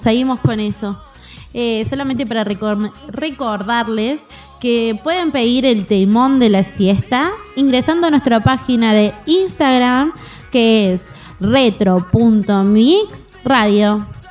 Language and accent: Spanish; Córdoba, Argentina; fuimos a la zapatería Calzados 10, me acuerdo, acá en Córdoba